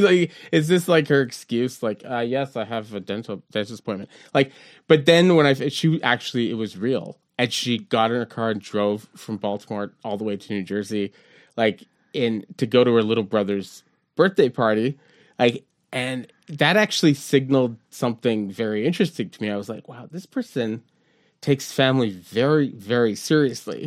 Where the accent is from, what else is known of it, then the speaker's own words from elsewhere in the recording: Montreal, Quebec, Canada; we grew up in Verdun and the point